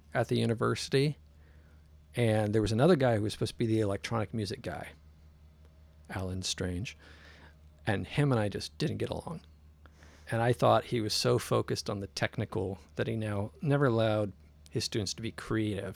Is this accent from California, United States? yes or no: yes; San Jose, California, United States; also born or lived in Oakland; I grew up in the South Bay in San Jose